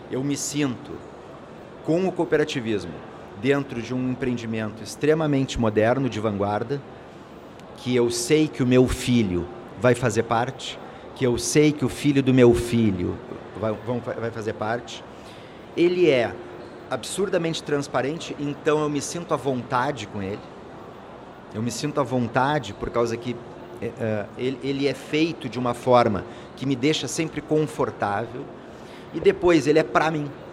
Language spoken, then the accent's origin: Portuguese; Brazil; A gente tem um problema como brasileiro